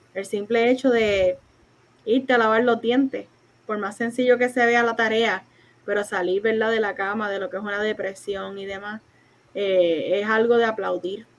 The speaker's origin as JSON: {"language": "Spanish", "town": "Isabela", "country": "Puerto Rico", "said": "yo soy de Isabel"}